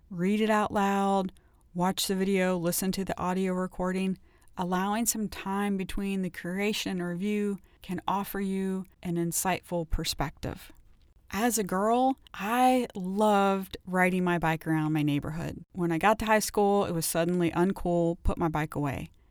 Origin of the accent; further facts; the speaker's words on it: Ohio, United States; I grew up in Ohio